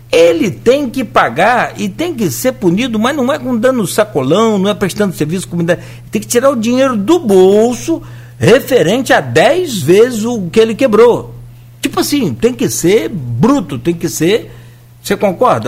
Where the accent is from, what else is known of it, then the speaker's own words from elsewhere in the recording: Italva, Rio de Janeiro, Brazil; eu sou de Italva